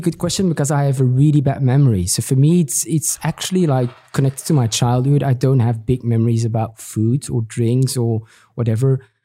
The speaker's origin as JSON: {"language": "English", "country": "Belgium", "moved": "yes", "lives_now": "Milan, Italy", "said": "I'm, I'm from Belgium"}